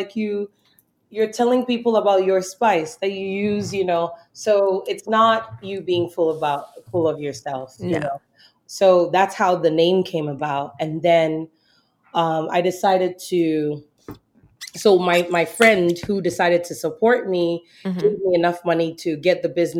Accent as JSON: {"language": "English", "region": "the South", "country": "United States", "tie": "born or raised there", "said": "And I grew up in the South and I'm from the South."}